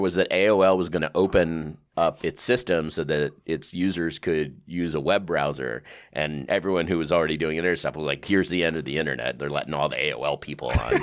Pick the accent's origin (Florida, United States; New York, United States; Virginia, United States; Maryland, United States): New York, United States; New York City; also born or lived in Westchester, New York; I grew up on the Upper West Side